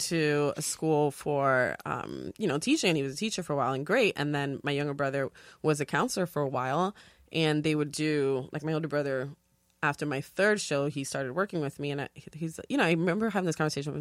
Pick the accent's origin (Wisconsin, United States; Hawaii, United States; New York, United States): New York, United States; New York City; also born or lived in Dominican Republic; we moved to New York, um, and grew up in the Bronx. So from the South Bronx